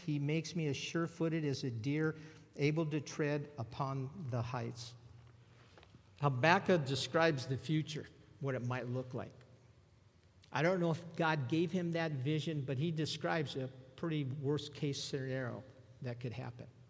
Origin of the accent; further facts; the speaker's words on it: Southern California, United States; I'm a native Southern California.